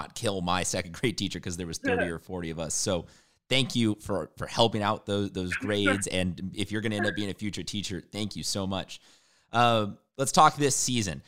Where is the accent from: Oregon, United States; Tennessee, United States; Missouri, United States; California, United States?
California, United States; San Diego; I am from San Diego as well